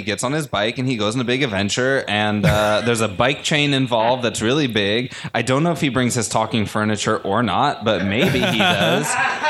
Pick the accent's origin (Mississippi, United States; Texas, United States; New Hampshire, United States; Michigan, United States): New Hampshire, United States; I'm from New Hampshire. We had the North Country, which is a whole different type of like backwoods.